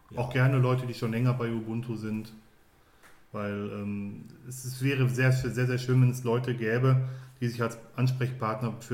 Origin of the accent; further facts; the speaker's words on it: North Rhine-Westphalia, Germany; in meinem Heimatumfeld, wenn man so will. Ich komme ja aus dem Ruhrgebiet.